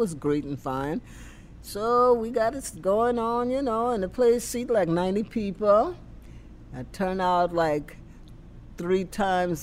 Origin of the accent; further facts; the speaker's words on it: Louisiana, United States; I'm from Louisiana, and I know how to do Cajun and Creole foods